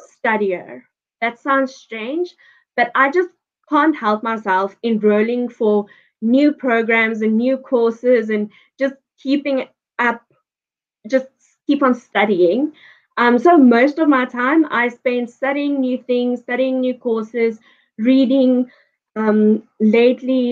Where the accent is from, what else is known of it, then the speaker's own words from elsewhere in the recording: Johannesburg, Gauteng, South Africa; now in Pretoria, South Africa; I was born and raised in Joburg.